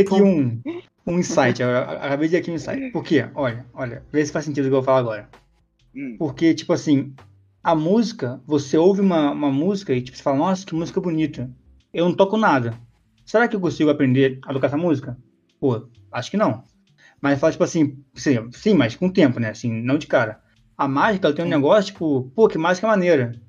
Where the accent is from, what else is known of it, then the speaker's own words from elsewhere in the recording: Rio de Janeiro, Brazil; Eu sou carioca